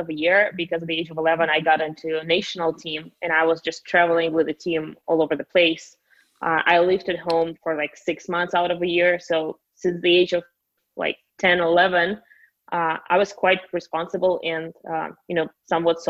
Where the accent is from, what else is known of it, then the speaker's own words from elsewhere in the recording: Russia; English is a second language; moved away as an adult; also born or lived in United States / Miami; now in Guadalajara, Mexico; Born and raised in Russia a little over 4 years ago. I moved to the States.